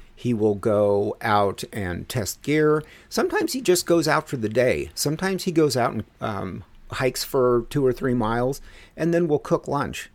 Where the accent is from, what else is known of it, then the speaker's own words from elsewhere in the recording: Denver, Colorado, United States; moved away; my hometown of Denver